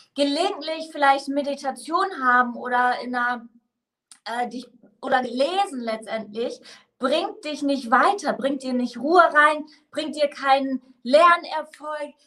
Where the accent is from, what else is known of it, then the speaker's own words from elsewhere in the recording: Northern Germany, Germany; now in Mainz, Germany; ich bin ursprünglich aus dem Norden